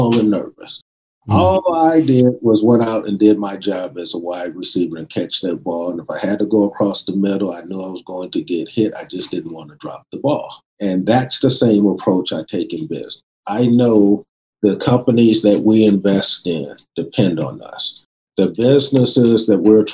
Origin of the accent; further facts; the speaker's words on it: West Covina, California, United States; also born or lived in South Central Los Angeles; when we moved from South Central, I wouldn't say we had a lot of money, because I primarily grew up in a predominantly white area in West Covina